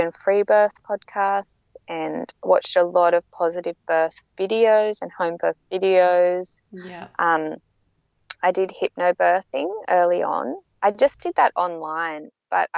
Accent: south coast of New South Wales, Australia; moved away as an adult; I'm actually from the south coast of New South Wales, but I've been living up on the Gold Coast for 12 years.

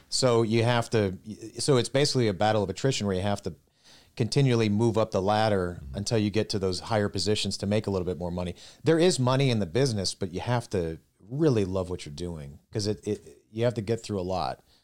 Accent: Minnesota, United States; moved away as an adult; now in Dayton, United States; we're originally from Minnesota.

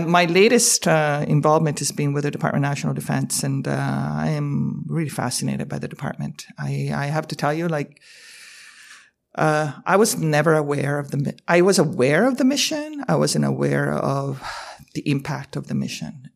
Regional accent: Canada; as a Canadian

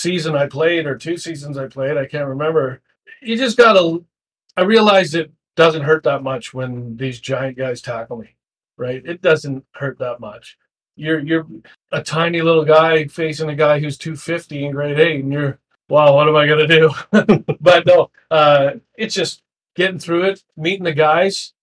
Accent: Abbotsford, British Columbia, Canada; growing up in Abbotsford

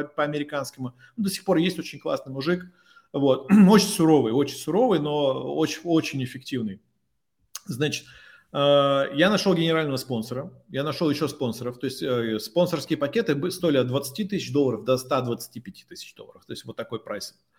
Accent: Tomsk, Tomsk Oblast, Russia; moved away as an adult; also born or lived in Moscow; я простой пацан из Томска

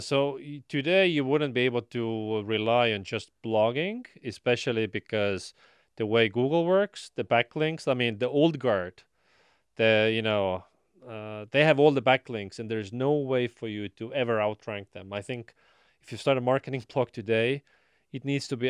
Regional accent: Estonia; now in Austin, United States; I am from Estonia, so you know there's family there's friends

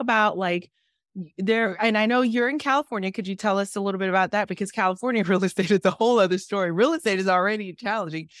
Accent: Haiti; I'm the girl from Haiti

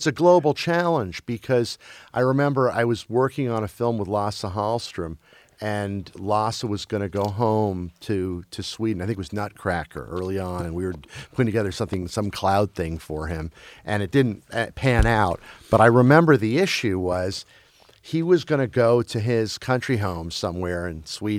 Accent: Brussels, Brussels-Capital Region, Belgium; I grew up in Brussels, Belgium, as a kid. And we watched American TV either with subtitles in Flemish or dubbed in French.

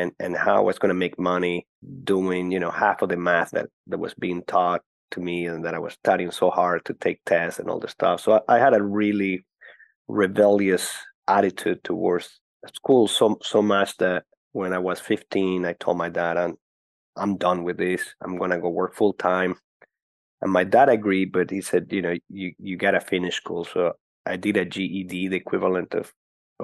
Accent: Caracas, Capital District, Venezuela; moved away; I was born and grew up in Caracas, Venezuela.

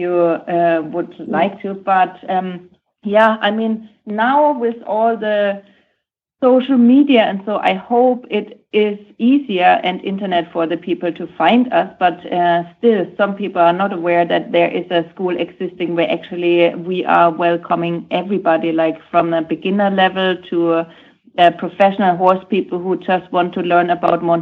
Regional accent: Germany; English is a second language; moved away as an adult; now in United States; I'm from Germany, so I'm also not really from the States here.

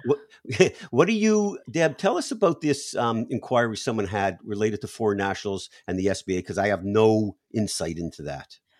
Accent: Canada; now in United States; I was born in Canada

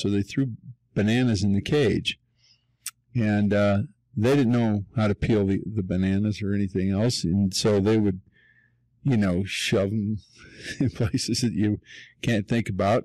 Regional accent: Denver, Colorado, United States; been here my whole life, born and raised, born and raised in Park Hill

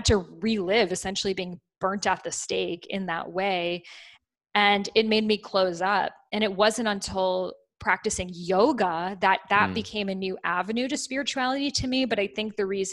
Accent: Boston, Massachusetts, United States; as a child, I grew up in Boston, you know, by Salem, Massachusetts

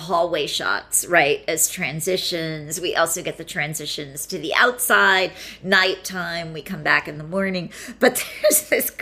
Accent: Pennsylvania, United States; I grew up in Pennsylvania

